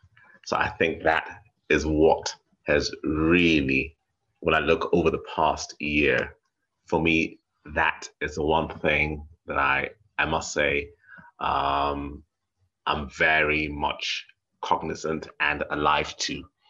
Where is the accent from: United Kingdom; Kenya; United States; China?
Kenya; Nairobi; I grew up in Nairobi, which is, you know, which is a city.